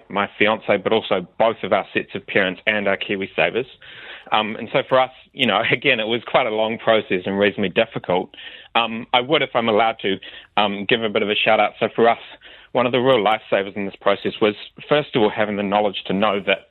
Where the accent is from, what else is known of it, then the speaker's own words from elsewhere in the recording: Wellington, New Zealand; moved away as an adult; now in Christchurch, New Zealand; where I grew up in Wellington City